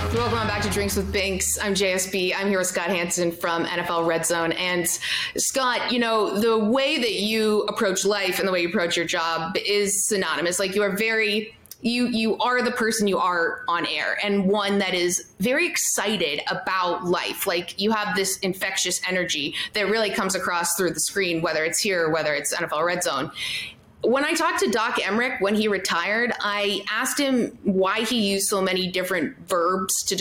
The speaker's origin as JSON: {"language": "English", "country": "Canada", "lives_now": "Toronto, Canada", "said": "I'm Canadian"}